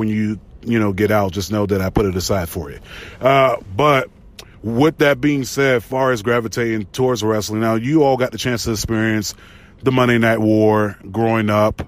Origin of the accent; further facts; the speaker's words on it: the South, United States; growing up in the South